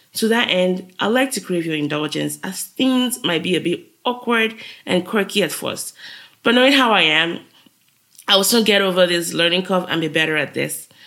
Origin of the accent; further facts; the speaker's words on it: Nigeria; moved away as an adult; now in United States; I'm a Nigerian living in the US. I moved to the US since 2011 for grad school